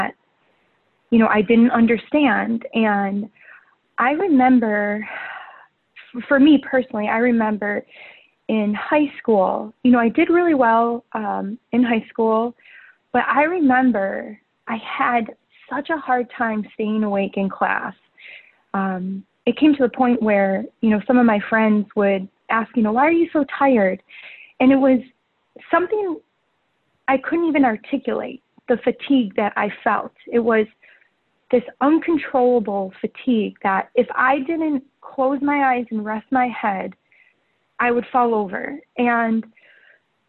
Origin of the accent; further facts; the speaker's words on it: right outside of Detroit, Michigan, United States; moved away as an adult; also born or lived in Chicago, Illinois; now in Hermosa Beach, United States; I actually was born and raised right outside of Detroit, Michigan.